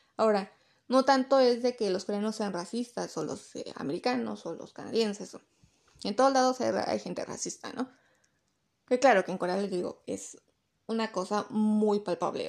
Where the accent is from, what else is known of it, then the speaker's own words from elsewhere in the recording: Mexico; yo soy de México